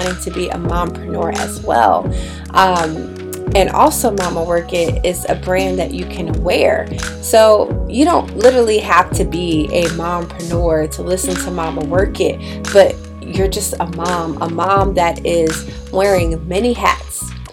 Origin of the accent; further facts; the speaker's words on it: Bridgeport, Connecticut, United States; I grew up in Bridgeport, Connecticut.